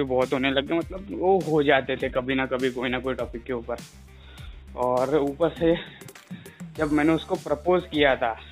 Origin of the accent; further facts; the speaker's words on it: Rajasthan, India; मैं मारवाड़ी हूँ तो मेरे को पूरी प्रॉपर मारवाड़ी मिली